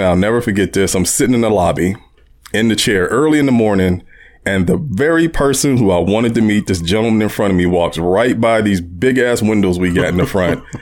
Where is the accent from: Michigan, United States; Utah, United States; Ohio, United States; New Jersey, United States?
Ohio, United States; Warren; growing up in Warren